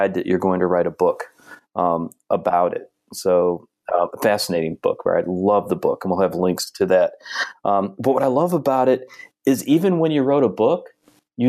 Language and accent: English; United States; Speaking as an American in the current situation that I live under